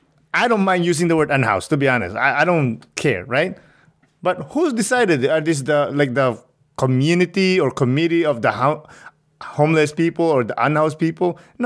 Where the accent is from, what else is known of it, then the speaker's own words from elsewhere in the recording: Canada; I mean, I'm from Canada. We have socialized healthcare.